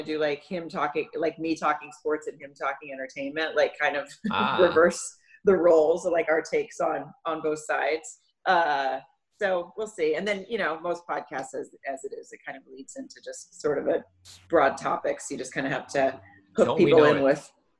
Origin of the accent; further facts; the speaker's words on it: Arkansas, United States; now in California, United States; I grew up in Arkansas